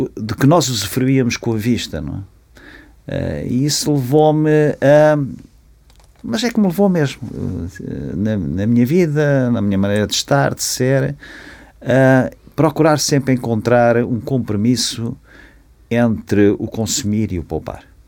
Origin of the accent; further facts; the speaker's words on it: Ílhavo, Aveiro District, Portugal; eu vivia em Ilhavo onde nasci